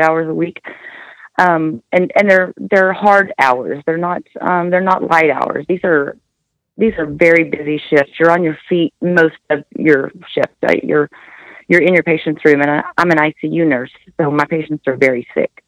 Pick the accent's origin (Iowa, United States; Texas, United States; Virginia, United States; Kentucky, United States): Texas, United States; Amarillo; I'm from Amarillo